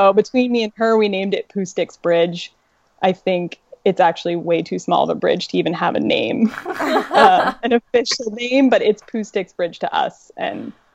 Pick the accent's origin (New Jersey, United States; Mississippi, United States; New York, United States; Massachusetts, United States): Massachusetts, United States; where I grew up in Massachusetts was a really woodsy area